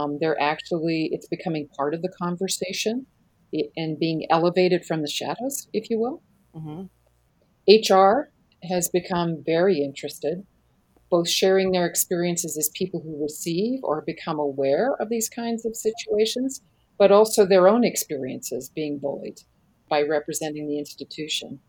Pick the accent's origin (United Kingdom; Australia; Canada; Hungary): Canada; moved away as an adult; now in United States; I'm Canadian. I live in the States now for the last 24 years, but I am a Canadian citizen